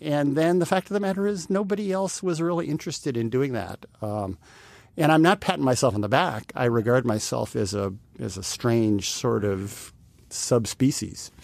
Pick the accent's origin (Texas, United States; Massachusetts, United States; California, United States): Texas, United States; now in New York City, United States; a Texan, sometime Texan